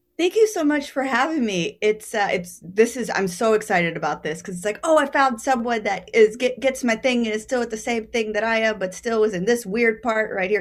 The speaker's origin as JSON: {"language": "English", "region": "Texas", "country": "United States", "tie": "born or raised there", "moved": "yes", "lives_now": "New York City, United States", "said": "growing up in Texas"}